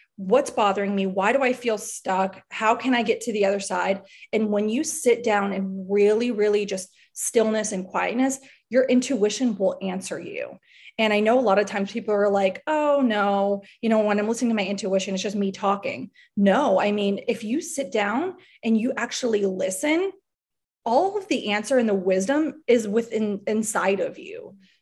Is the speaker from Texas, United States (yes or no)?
no; Miami, Florida, United States; I'm from South Florida, I'm from Miami